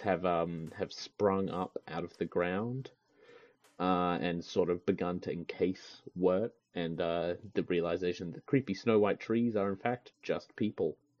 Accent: Australia; I'm an Australian

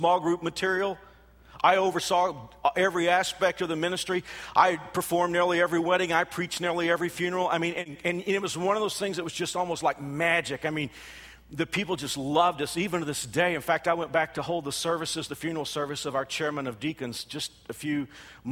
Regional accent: Texas, United States; moved away as an adult; also born or lived in Houston, Texas; now in Kansas, United States; I'm not from Kansas. I am a Texan. I know, and that Texans are insufferable, but I am from Texas

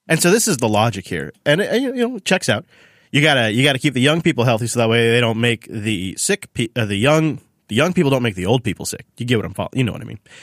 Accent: Washington, United States; in Washington State, my home state

